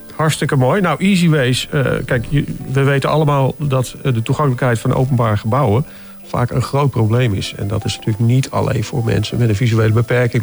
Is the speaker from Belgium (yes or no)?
no; Driebergen, Utrecht, Netherlands; ik kom uit Driebergen